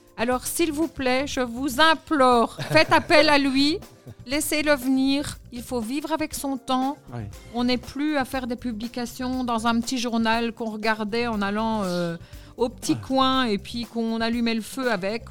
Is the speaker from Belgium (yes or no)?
yes; Belgium; En tant que Belge